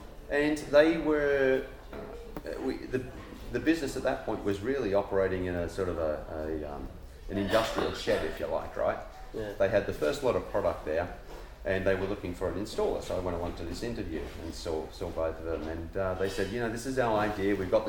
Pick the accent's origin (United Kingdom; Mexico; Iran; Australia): Australia; So I grew up in Australia. I had a very fortunate, lucky childhood, I think.